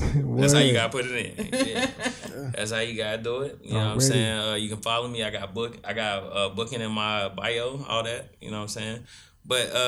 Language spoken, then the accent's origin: English; Salisbury, North Carolina, United States; also born or lived in Concord, North Carolina